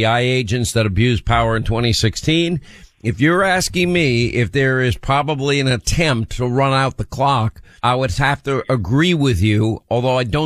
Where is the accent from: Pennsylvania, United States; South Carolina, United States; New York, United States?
New York, United States; I was born and raised in New York